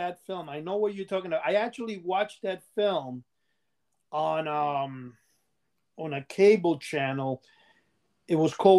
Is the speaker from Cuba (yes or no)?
yes; Cuba; now in New York City, United States; In 1968, when I came here from Cuba, and I'm saying, you know, this is like, by 1969, we had cable TV in New York City.